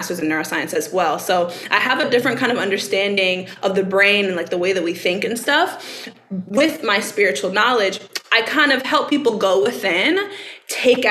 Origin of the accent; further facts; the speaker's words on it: Baton Rouge, Louisiana, United States; I'm from Baton Rouge